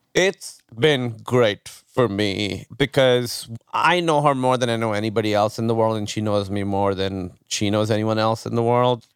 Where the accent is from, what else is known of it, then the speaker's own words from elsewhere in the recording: Pakistan; moved away as an adult; now in United States; growing up in Pakistan